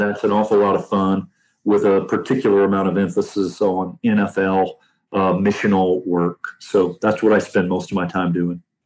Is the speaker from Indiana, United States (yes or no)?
yes; Anderson, Indiana, United States; I grew up in Anderson, Indiana, the Church of God, capital of the world.